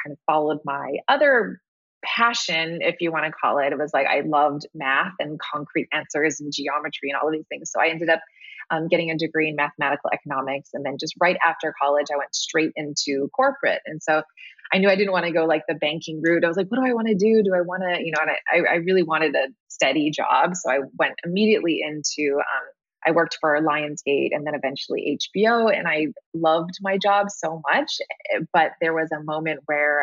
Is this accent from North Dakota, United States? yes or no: no; Hawaii, United States; I grew up in Hawaii